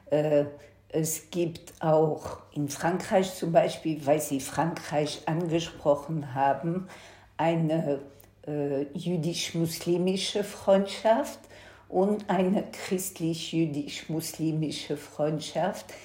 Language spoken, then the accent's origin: German; Antwerp, Flanders, Belgium; ich bin in Belgien geboren, in 1955, äh, habe eine jüdische Schule in Antwerpen besucht und habe als Kind immer die Polizei vor meiner Schule gestehen.